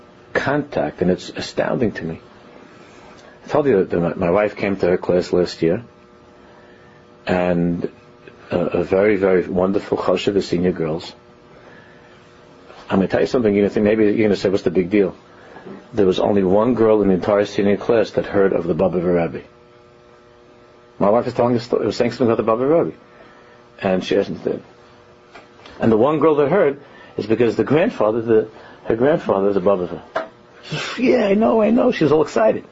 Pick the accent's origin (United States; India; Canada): United States; New York City, New York; I'm from Queens